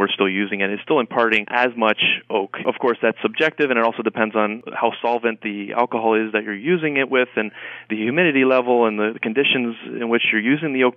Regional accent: Canada; moved away; I'm from Canada originally

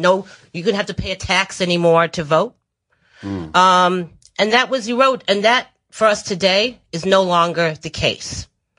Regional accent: New London, Connecticut, United States; moved away; also born or lived in Michigan; I just moved here from Michigan. Spent 17 years. I used to spend 20 years in the labor movement, the United Auto Workers Union. But I come from Connecticut, a little town called New London, Connecticut.

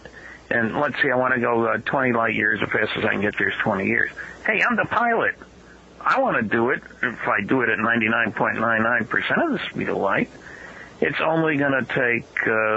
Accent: New Jersey, United States; I grew up in New Jersey

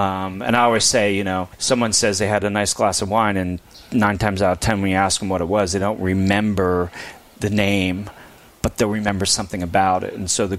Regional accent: Pennsylvania, United States; also born or lived in upstate New York

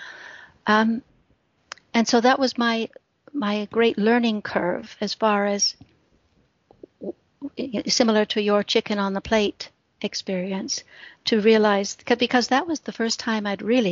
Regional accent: Midwest, United States; moved away as an adult; also born or lived in Britain; now in United Kingdom; I grew up in the Midwest of the States

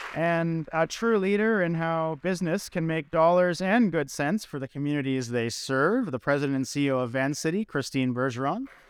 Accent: Vancouver, British Columbia, Canada; moved away; back again in my hometown of Vancouver

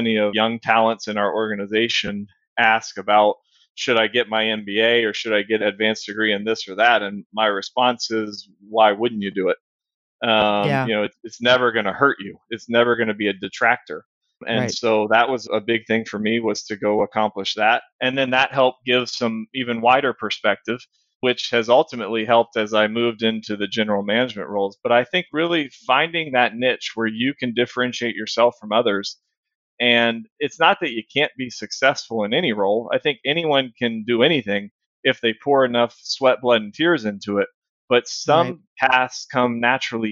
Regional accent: Virginia, United States; moved away as an adult; now in Houston, United States; I grew up in Virginia, and the high schools there are a little smaller.

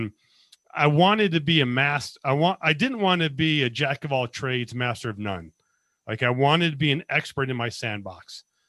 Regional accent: Las Vegas, Nevada, United States; I was born and raised in Las Vegas, went to the Army out of high school and got a degree in accounting.

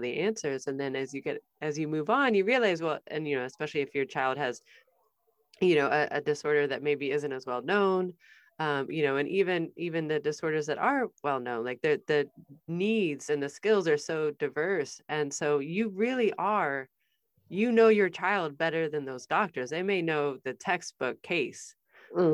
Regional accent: Midwest, United States; I'm from the Midwest.

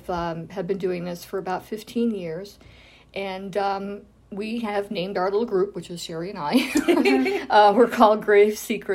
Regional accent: New England, United States; moved away; I grew up in New England, so there were a lot of the old, 1800s.

